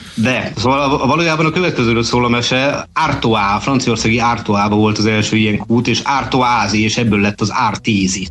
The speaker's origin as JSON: {"language": "Hungarian", "region": "Budapest", "country": "Hungary", "tie": "born or raised there", "said": "nem messze ettől nőttem föl nevezetesen a Maros utcába."}